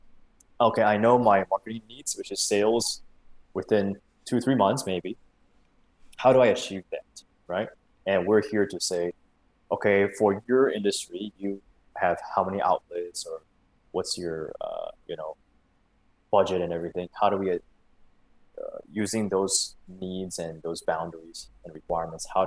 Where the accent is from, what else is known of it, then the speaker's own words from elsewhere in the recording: Singapore; also born or lived in United States; I grew up in Singapore most of my life